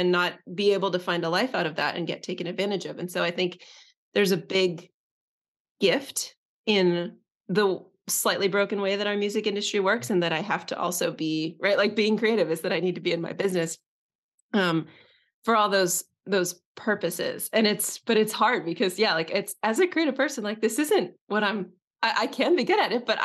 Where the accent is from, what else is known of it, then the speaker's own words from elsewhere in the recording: Northern California, United States; I was born in Northern California.